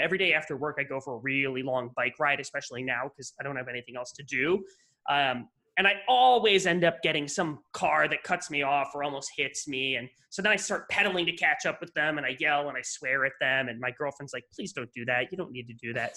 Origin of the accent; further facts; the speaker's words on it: western New York State, United States; moved away; I grew up in New York, but not New York, not the New York you're thinking of, the complete opposite side of the state